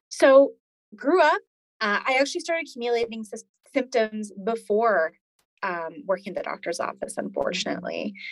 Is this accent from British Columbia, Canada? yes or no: no; Edmonton, Alberta, Canada; moved away; I was born in Edmonton, Alberta, um, which is one of the prairie provinces in Canada in the 80s